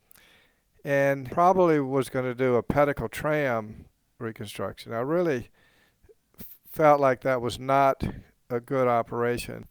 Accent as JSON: {"language": "English", "region": "South Carolina", "country": "United States", "also_born_or_lived": "New Orleans", "moved": "as an adult", "said": "I'm from South Carolina, even though I was practicing in New Orleans"}